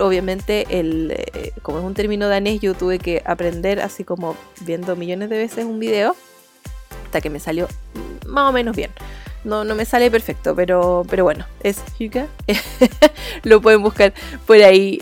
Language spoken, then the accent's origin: Spanish; Chile; accent: chileno; yo soy de Chile, entonces hablo así